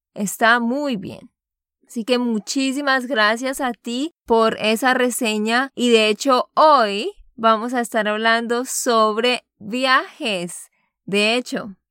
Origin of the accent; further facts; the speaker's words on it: Santander, Colombia; de Santander, Colombia.